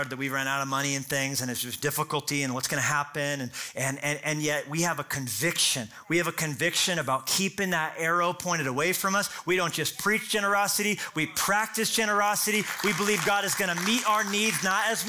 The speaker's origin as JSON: {"language": "English", "country": "United States", "said": "I'm American"}